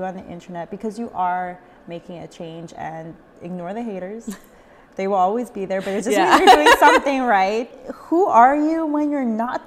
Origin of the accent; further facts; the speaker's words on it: El Salvador; I'm from El Salvador, but I married a Guatemalan.